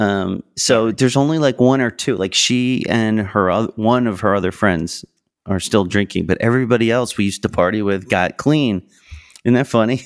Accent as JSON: {"language": "English", "area": "Long Island", "region": "New York", "country": "United States", "said": "I'm from Long Island, I'm from New York."}